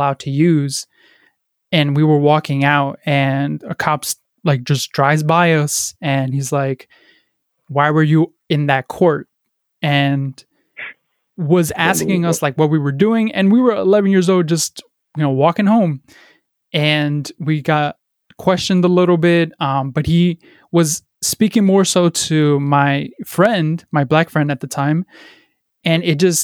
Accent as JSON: {"language": "English", "town": "Paterson", "region": "New Jersey", "country": "United States", "tie": "born or raised there", "said": "I grew up in Paterson, New Jersey, a very, impoverished city"}